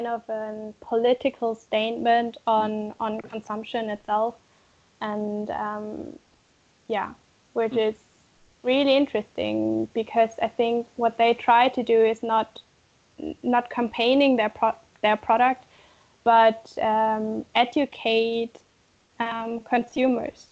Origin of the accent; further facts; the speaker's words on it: Germany; I come from Germany